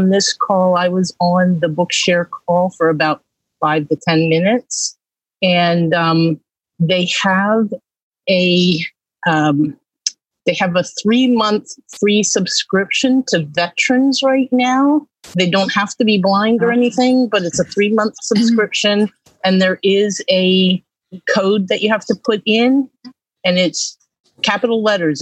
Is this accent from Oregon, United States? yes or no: no; Allentown, Pennsylvania, United States; I am from Allentown, Pennsylvania